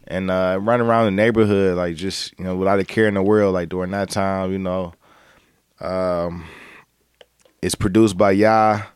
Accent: Cleveland, Ohio, United States; I'm from Cleveland

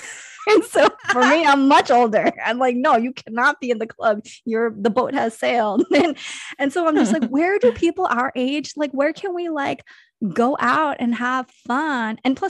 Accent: Kansas, United States; born there; I mean, I was born in Kansas, so there is some country in me.

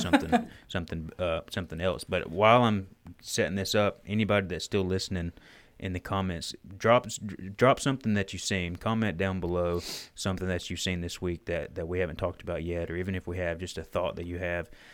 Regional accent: Alabama, United States; I'm just from Alabama

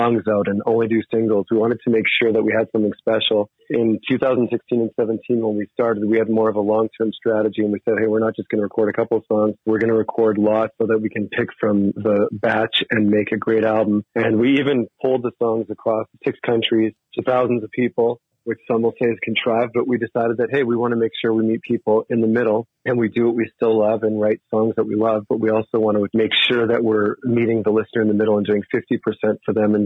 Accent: Canada; now in Helena, United States; I live in Helena, Montana, but I was originally born and raised Canadian, been down here for a lot of years

